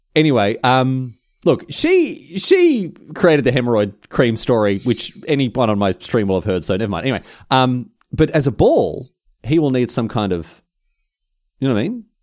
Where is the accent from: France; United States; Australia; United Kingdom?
Australia; Melbourne, Victoria; fellow Australian, fellow Mel-, Melbourneian